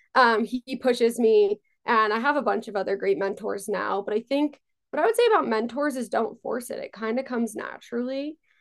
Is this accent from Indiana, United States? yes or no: no; Long Island, New York, United States; also born or lived in Israel; I grew up on Long Island